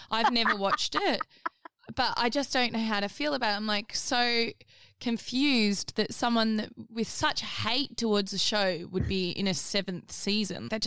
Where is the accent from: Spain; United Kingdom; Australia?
Australia; I mean, I know I'm Australian and nowhere near England, but still